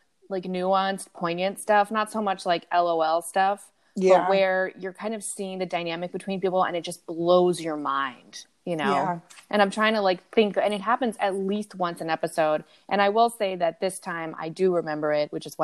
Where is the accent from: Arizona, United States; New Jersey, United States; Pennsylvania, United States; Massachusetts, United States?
New Jersey, United States; accent: Jersey; moved away; I'm from Jersey.